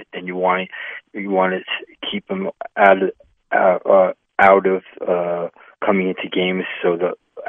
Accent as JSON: {"language": "English", "town": "Westbury", "region": "New York", "country": "United States", "tie": "born or raised there", "moved": "yes", "lives_now": "West Palm Beach, United States", "said": "I grew up in Westbury"}